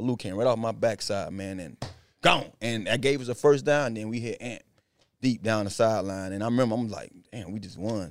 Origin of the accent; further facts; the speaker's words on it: Miramar area, Florida, United States; he grew up in my hometown. I went to school with his mom and his dad, um, high school.